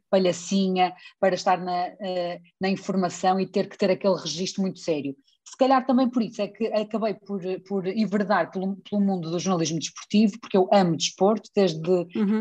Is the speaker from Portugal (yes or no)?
yes; Espinho, Norte, Portugal; accent: Northern; jornal local da minha terra onde eu vivo, que é a Defesa de Espinho